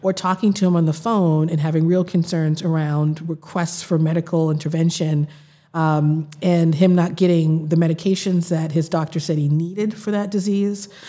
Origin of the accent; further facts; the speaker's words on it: Boston, Massachusetts, United States; also born or lived in Mattapan, Boston / Princeton / Los Angeles; I grew up in Roxbury in the South End